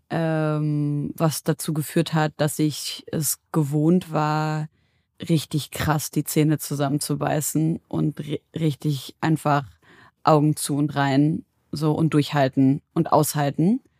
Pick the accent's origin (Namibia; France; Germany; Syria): Syria; seit äh, über zehn Jahren herrscht in meiner Heimat Syrien Krieg.